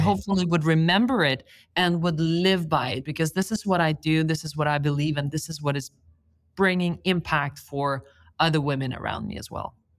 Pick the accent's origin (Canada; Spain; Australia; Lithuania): Lithuania; moved away; I come from Lithuania where it's socially not approved not to go to university.